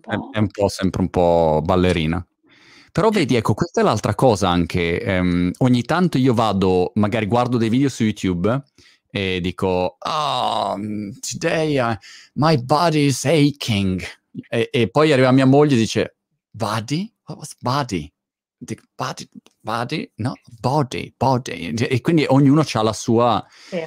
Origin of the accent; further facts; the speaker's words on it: Milan, Lombardy, Italy; milanese come me